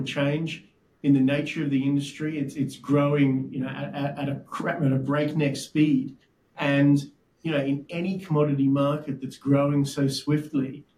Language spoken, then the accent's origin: English; Brisbane, Queensland, Australia; moved away as an adult; also born or lived in London; I'm originally from Brisbane